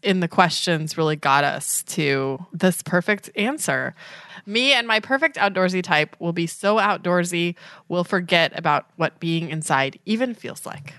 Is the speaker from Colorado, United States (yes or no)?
yes; Colorado, United States; I'm from Colorado, so microbreweries, come on.